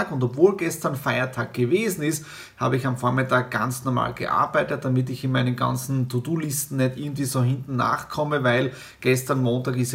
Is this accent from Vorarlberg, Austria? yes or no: no; Meiersdorf, Styria, Austria; Das ist ja wirklich Brauch bei uns in der Steiermark und vor allem in der Südsteiermark. Um 8.30 Uhr war ich schon bei der Fleischweihe bei uns zu Hause in Meiersdorf.